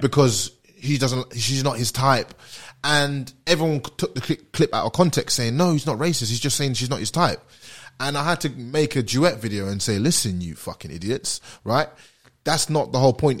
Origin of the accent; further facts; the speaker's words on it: London, United Kingdom; moved away as an adult; also born or lived in Kentucky / Atlanta; now in Australia; I'm black and British and I'm from London